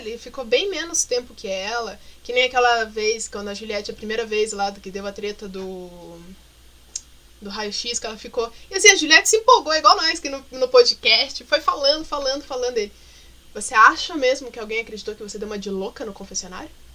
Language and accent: Portuguese; Curitiba, Paraná, Brazil